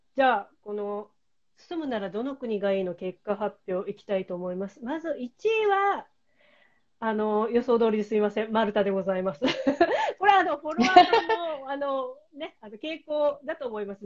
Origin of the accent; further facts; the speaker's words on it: Shikoku, Ehime, Japan; 私もね、あの四国出身